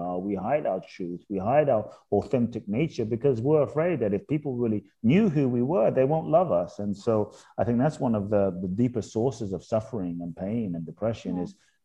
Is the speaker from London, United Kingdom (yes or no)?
yes; London, United Kingdom; moved away as an adult; also born or lived in Ghana; now in United States; I was born in Ghana, West Africa. My father's from Ghana. My mother's Japanese. I grew up in London, now live in the US for over 20 years